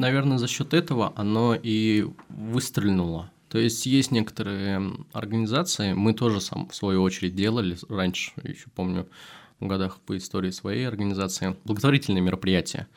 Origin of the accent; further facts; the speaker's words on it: Kazan, Tatarstan, Russia; хоть я из Татарстана, хоть я из Казани, где в основном это мусульмане